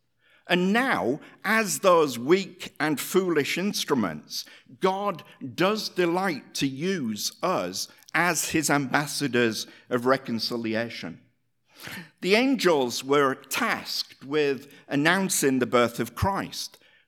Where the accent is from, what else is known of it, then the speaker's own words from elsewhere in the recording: Hull, Yorkshire and the Humber, United Kingdom; born there; I was born in Hull, Yorkshire, in England, the same city that the great abolitionist William Wilberforce was born